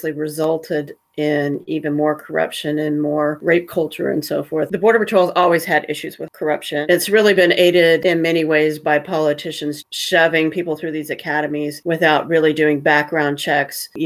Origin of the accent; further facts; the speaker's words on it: Huntsville, Alabama, United States; I grew up in Huntsville, Alabama, pretty close to Tennessee